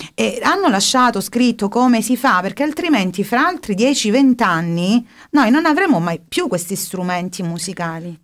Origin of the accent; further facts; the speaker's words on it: Polistena, Calabria, Italy; io sono, per esempio, di Polistena